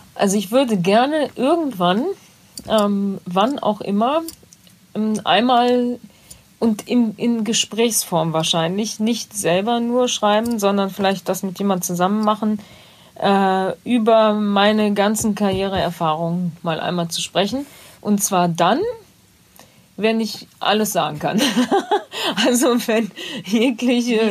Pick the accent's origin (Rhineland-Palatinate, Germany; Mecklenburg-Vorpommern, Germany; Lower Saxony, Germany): Rhineland-Palatinate, Germany; Bad Neuenahr; moved away; ich komme ja aus Bad Neuenahr